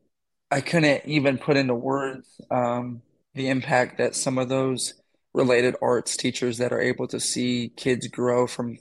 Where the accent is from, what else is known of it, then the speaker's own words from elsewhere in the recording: Texas, United States; also born or lived in Iowa; I'm originally from Texas, born, moved around a lot. I won't even go down that rabbit hole of my journey to Iowa, but I came up here, went to Grandview.